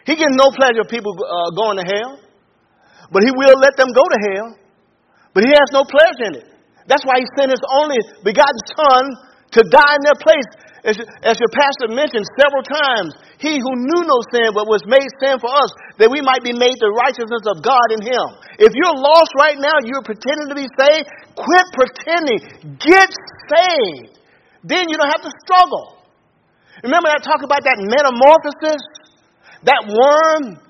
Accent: Pensacola, Florida, United States; I grew up in Pensacola, Florida

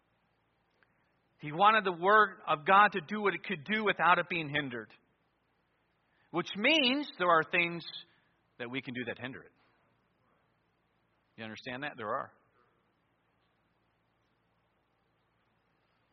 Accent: near Lodi, Ohio, United States; an independent fundamental Baptist church near my hometown. I was in Lodi, Ohio at Victory Baptist Church

